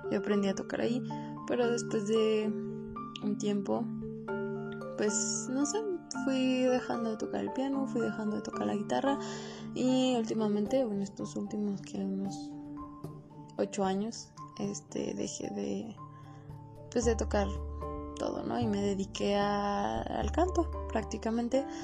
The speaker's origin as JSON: {"language": "Spanish", "town": "Sombrerete", "region": "Zacatecas", "country": "Mexico", "tie": "born there", "said": "Eh, nací en Sombrerito, Zacatecas y tengo 22 años."}